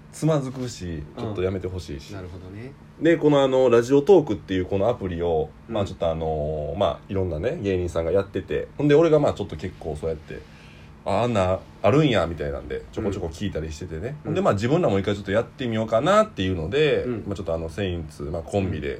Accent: Hannan, Osaka, Japan; ハンナム市出身っていうとこでね、大阪出身。

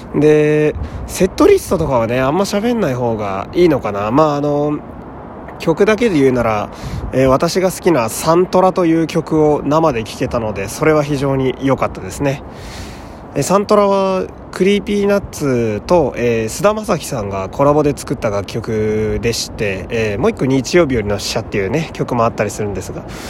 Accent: Fukui, Japan; moved away; 私は地元が福井という土田舎でして

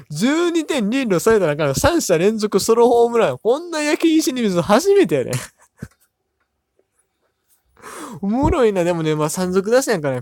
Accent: Amagasaki, Hyogo, Japan; moved away; 僕、地元が関西で、まあ、ほぼほぼ大阪みたいなとこなんですけど、あ、まあ、言っちゃうともう兵庫県の尼崎

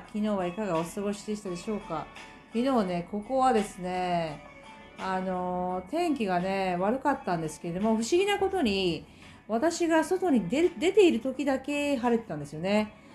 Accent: Japan; now in New Zealand

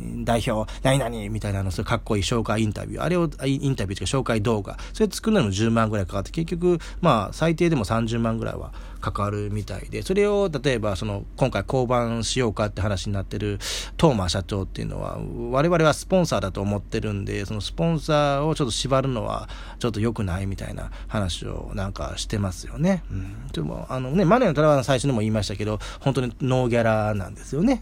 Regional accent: Sakakibara Onsen, Mie, Japan; 僕の地元の榊原温泉でやっててですね

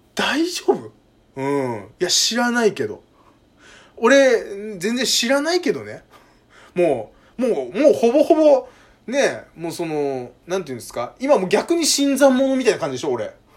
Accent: Kanto, Japan; 僕関東の人間

